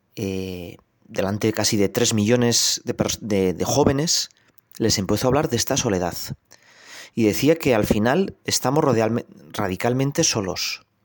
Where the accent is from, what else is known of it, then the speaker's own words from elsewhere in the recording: Navarrese mountains, Spain; yo nací, que no nací hace tanto, en mi pueblo, que es un pueblo pequeñito de la montaña navarra